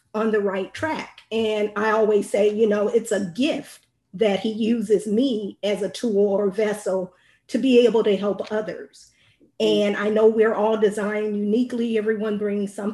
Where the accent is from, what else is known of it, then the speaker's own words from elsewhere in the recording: Indiana, United States; now in Texas, United States; I'm currently residing in Texas, but I'm originally from Indiana